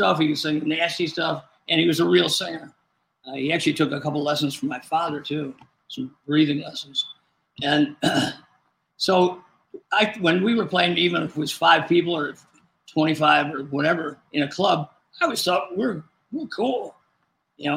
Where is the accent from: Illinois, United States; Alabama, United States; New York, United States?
Illinois, United States; Rockford; also born or lived in Chicago area, Illinois; we moved from the Chicago area to Rockford because my dad bought a music store